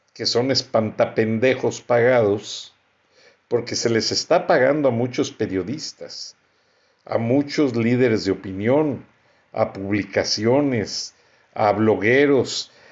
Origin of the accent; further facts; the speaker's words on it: Mexico; como persona, como mexicano, como profesionista